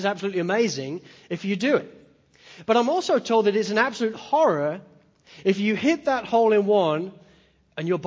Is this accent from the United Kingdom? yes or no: yes; Spalding, East Midlands, United Kingdom; moved away; I grew up in Spalding in Lincolnshire in the east coast of England